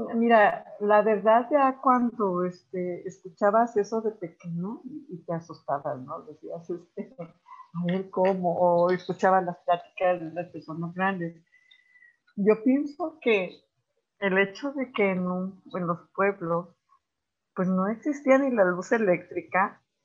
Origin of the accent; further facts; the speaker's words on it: Morelos, Mexico; Como morelense y como mexicana